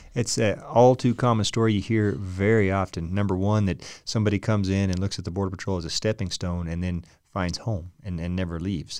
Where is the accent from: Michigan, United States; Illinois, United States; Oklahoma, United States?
Oklahoma, United States; Muskogee; I'm an …